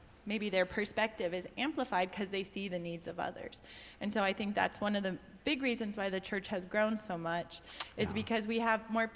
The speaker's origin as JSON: {"language": "English", "region": "Texas", "country": "United States", "tie": "born or raised there", "moved": "as an adult", "lives_now": "Cuenca, Ecuador", "said": "I just grew up in Texas, but I'm technically from Cuenca"}